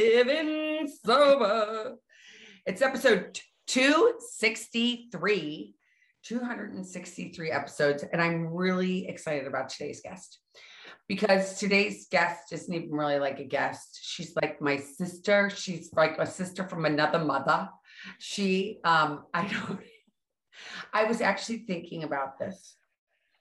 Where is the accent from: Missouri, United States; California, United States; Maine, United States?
Missouri, United States; St. Louis; we grew up together in St. Louis, Missouri